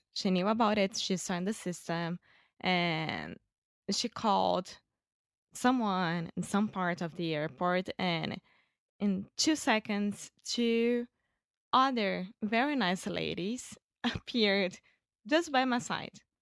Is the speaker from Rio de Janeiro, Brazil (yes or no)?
yes; Rio de Janeiro, Brazil; English is a second language; I'm Brazilian from Rio de Janeiro